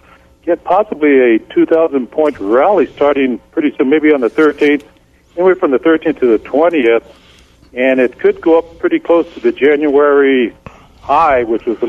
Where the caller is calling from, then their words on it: Santa Fe, New Mexico, United States; from Santa Fe.